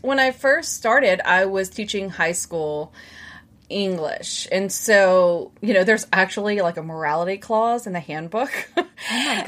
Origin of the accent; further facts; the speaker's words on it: Baton Rouge, Louisiana, United States; accent: southern; I was born and raised in Baton Rouge, which is really just like a southern accent